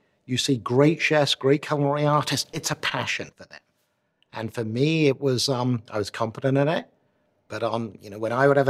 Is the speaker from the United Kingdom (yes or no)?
yes; Newport, Wales, United Kingdom; born there; Well, I was born in Newport, Wales.